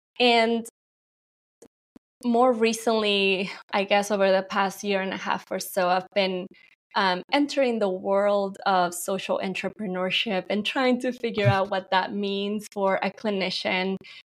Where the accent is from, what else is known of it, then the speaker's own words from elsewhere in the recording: Mexico; now in United States; people often think I'm Indian, but, you know, I'm Mexican American. I immigrated from Mexico and married someone Indian, South Indian.